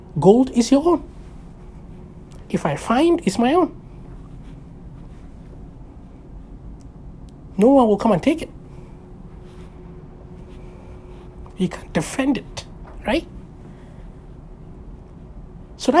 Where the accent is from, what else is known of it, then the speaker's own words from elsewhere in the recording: Nigeria; I was born in Nigeria